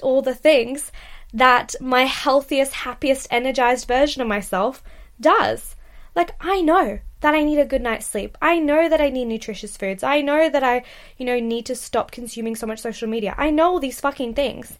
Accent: Australia; now in United Kingdom; as an Australian girl

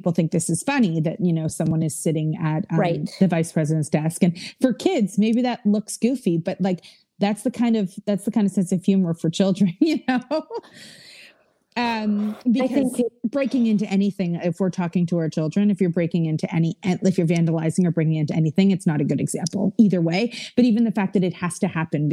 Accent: Canada; we're Canadian

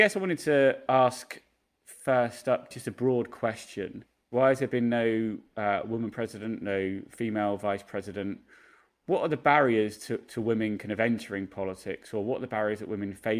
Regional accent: United Kingdom; moved away as an adult; now in United States; I'm a British journalist living and working in America

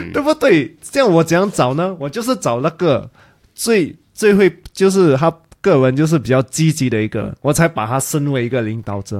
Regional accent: Singapore; 因为我是新加坡人嘛

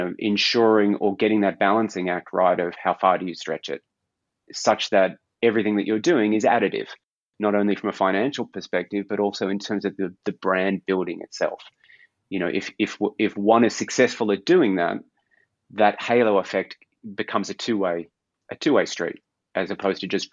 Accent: Australia; moved away as an adult; also born or lived in London; now in Copenhagen, Denmark; Growing up in Australia

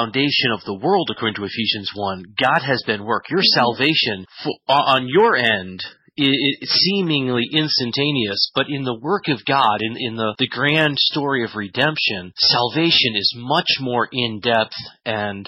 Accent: New England, United States; also born or lived in Tennessee; now in Beloit, United States; I'm up north now, and I'm from the New England area

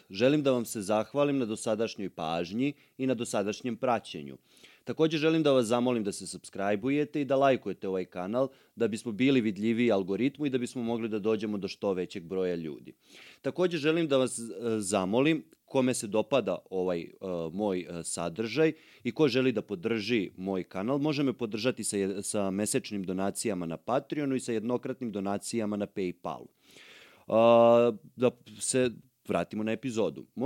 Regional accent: Obrenovac, Belgrade, Serbia; ja živim u Obrenovcu od kad znam za sebe, ali sam rođen u Beogradu.

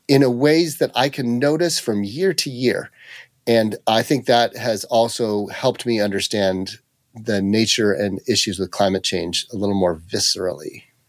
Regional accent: Mariposa County, rural California, United States; I grew up in, uh, the middle of nowhere in rural California, just outside of Yosemite National Park up in the Sierra Nevada, uh, mountains

